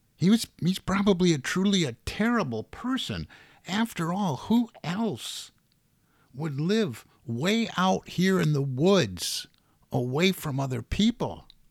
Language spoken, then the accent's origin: English; Detroit, Michigan, United States; I'm from the Detroit area